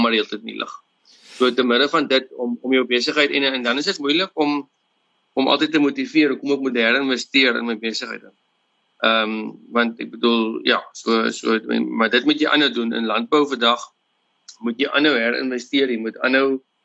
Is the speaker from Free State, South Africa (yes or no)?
no; Western Cape, South Africa; ek is gebore op uh, wel in in hierdie area waar in ons boer in 'n hospitaal of ding naby. En ek het grootgeword op op 'n familieplaas